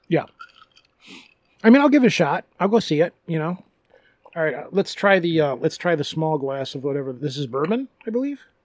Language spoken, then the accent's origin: English; Michigan, United States; You hold up your right hand because Michigan looks like a right hand, and you point on your hand where you live in the state